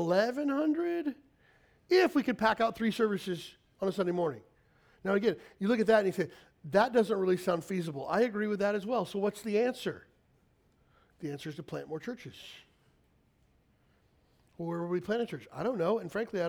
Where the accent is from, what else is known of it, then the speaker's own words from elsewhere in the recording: Kentucky, United States; now in Honolulu, United States; I grew up in Kentucky